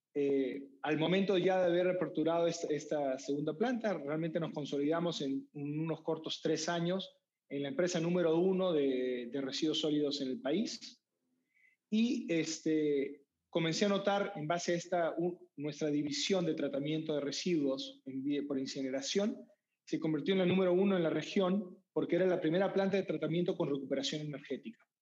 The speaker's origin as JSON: {"language": "Spanish", "country": "Peru", "also_born_or_lived": "United States", "moved": "yes", "said": "Yo soy peruano"}